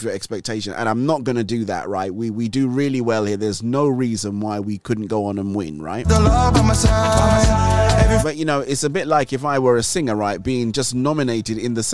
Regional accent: England, United Kingdom; accent: English; my English accent. They say, oh, let's get that guy from the UK

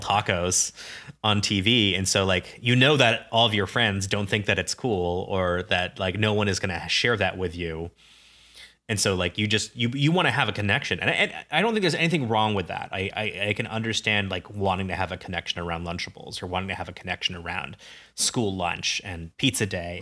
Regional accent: Ames, Iowa, United States; I grew up in Ames, Iowa, university town.

